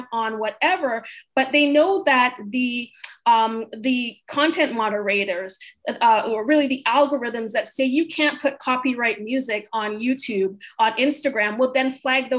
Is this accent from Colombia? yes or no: no; Canada; now in United States; I am Canadian